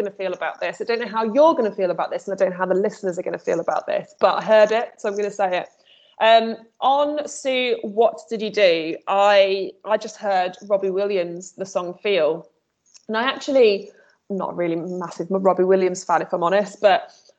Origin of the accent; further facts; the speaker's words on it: Midlands, United Kingdom; I'm from the Midlands